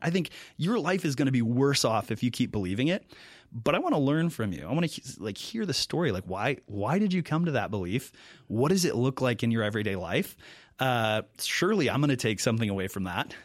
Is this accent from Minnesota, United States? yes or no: yes; Mankato, Minnesota, United States; moved away as an adult; also born or lived in Milwaukee; I'm originally from Mankato, Minnesota. Uh, grew up there.